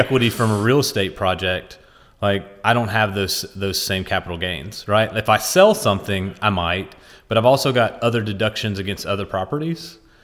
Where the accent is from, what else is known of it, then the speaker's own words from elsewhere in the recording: West Virginia, United States; As a poor kid growing up in West Virginia